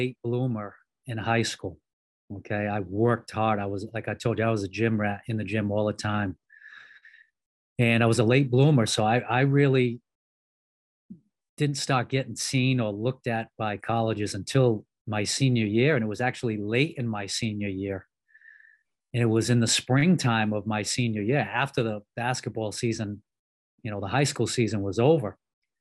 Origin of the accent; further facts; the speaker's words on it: Cranston, Rhode Island, United States; grew up in Cranston, Rhode Island, which is actually the Edgewood side of Cranston